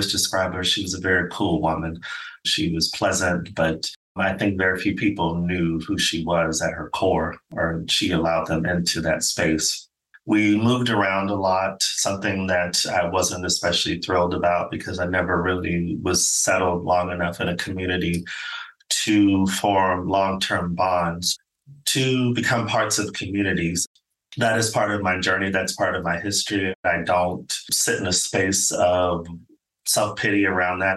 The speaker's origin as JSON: {"language": "English", "town": "Phoenix", "region": "Arizona", "country": "United States", "also_born_or_lived": "Los Angeles, California / Stockholm, Sweden / United Kingdom", "moved": "as an adult", "said": "I am an American. I'm originally from Phoenix, Arizona, and spent 20 plus years living in Los Angeles, California."}